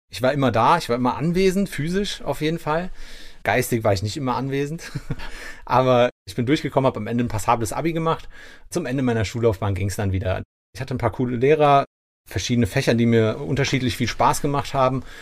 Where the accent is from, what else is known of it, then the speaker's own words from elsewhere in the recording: Monheim, North Rhine-Westphalia, Germany; Und dort habe ich, bin ich eben in Monheim groß geworden. Dort habe ich sozusagen meine, meine Sturm- und Drangzeit verbracht oder meine Jugendjahre besser gesagt.